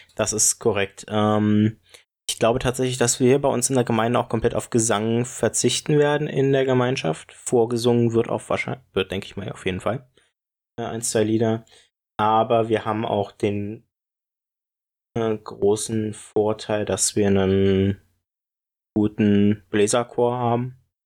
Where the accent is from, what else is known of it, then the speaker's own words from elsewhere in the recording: Brieselang, Brandenburg, Germany; moved away; aus meiner Heimatgemeinde ähm, und also aus meiner alten Heimat